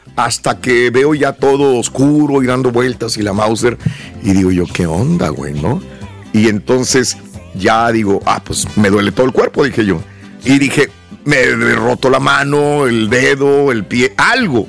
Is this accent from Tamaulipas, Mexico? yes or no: yes; Matamoros, Tamaulipas, Mexico; now in United States; yo soy de Matamoros, Tamaulipas